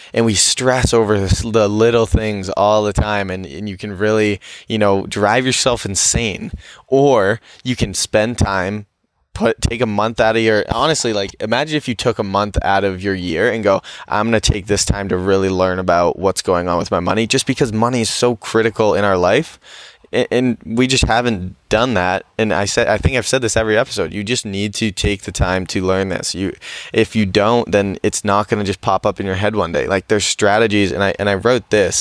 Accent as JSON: {"language": "English", "region": "New Hampshire", "country": "United States", "tie": "born or raised there", "said": "growing up in New Hampshire, there's not a lot"}